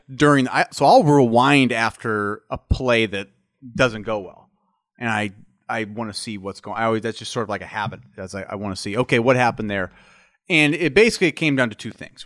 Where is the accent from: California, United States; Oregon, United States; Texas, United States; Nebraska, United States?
Nebraska, United States; I'm from Nebraska, which is a cold weather state